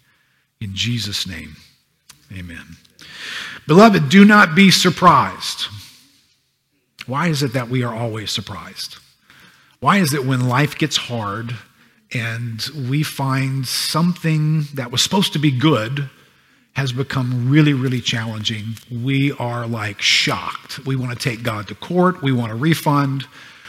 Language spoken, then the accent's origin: English; United States; I grew up in America